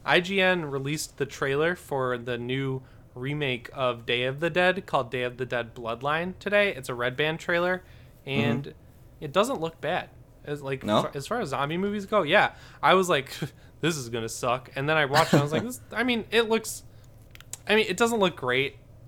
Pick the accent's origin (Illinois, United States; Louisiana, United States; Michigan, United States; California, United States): Michigan, United States; I'm just from Michigan